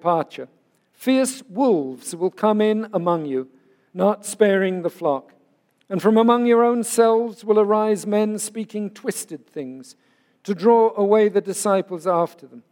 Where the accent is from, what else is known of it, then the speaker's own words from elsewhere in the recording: England, United Kingdom; moved away; an Englishman who was raised to believe that boys don't cry